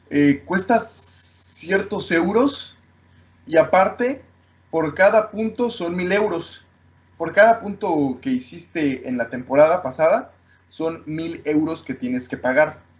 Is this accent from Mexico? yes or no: yes; Mexico; sí, sí porque, porque soy mexicano, pero también porque analizo la Fórmula 1